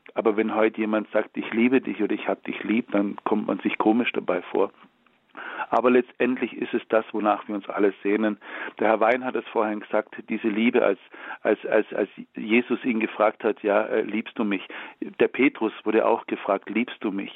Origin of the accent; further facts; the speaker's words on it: Baden-Württemberg, Germany; Ich komme ja aus Baden-Württemberg. Bei uns sagt man ja nicht geschumpfe ist genug gelobt